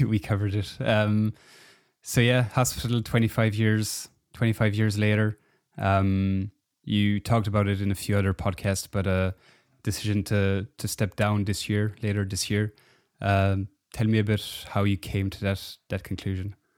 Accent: Belgium; I'm from Belgium

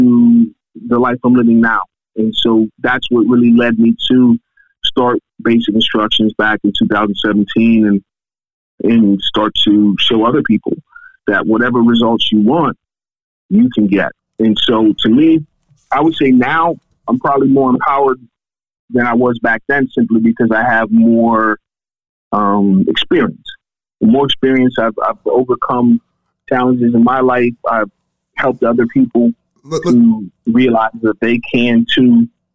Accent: Pittsburgh, Pennsylvania, United States; my hometown Pittsburgh

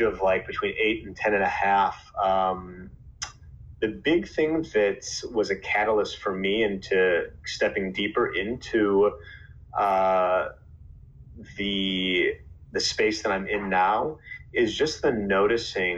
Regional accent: Chicago, Illinois, United States; I grew up in Chicago

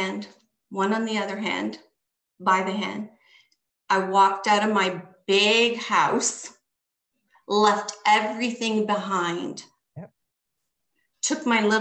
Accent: Canada; I was born here in Canada

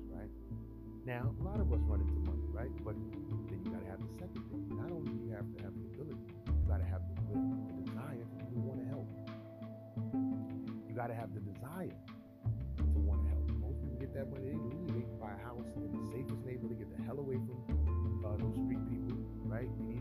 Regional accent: New York City, New York, United States; I'm from Harlem

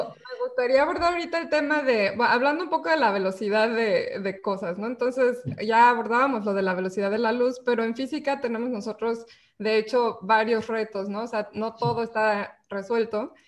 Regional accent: Mexico; nosotros somos científicas, somos mexicanas

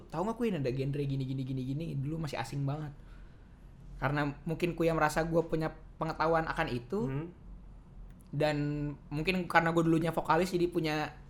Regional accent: Jakarta, Indonesia; tuh orang Bandung gua orang Jakarta kan kita, ketemu di kampus berempat

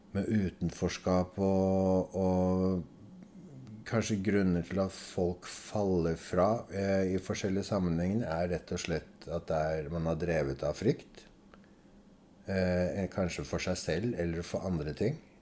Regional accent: Oslo, Norway; also born or lived in Adamstuen, Oslo; Jeg vokste opp sammen med besteforeldre, eller foreldrene hennes. da. Eh, da flyttet vi eh, fra Majorstad til Adamstuen

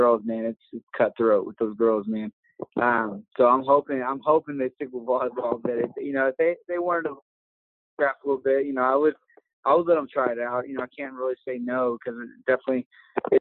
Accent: Dallas, Texas, United States; moved away; I grew up in around the Dallas area

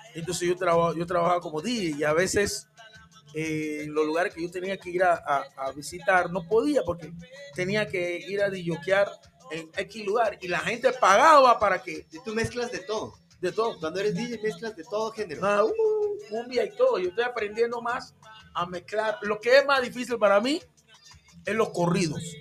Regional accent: Panama; first language English; Spanish is a second language; yo soy de, de ahí mismo de Panamá, pero yo era de la parte donde estaban los gringos, de la ex zona del canal.

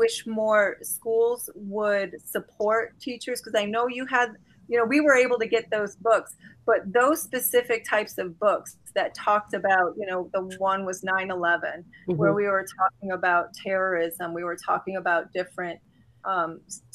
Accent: Sylvania, Ohio, United States; I grew up in Sylvania. This is a bubble

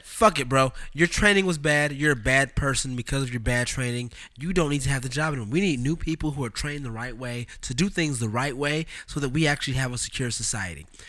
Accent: Oakland, California, United States; Am I product of Oakland

